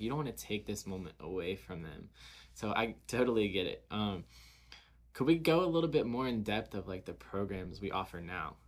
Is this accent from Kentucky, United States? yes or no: yes; Covington, Kentucky, United States; growing up in the area we grew up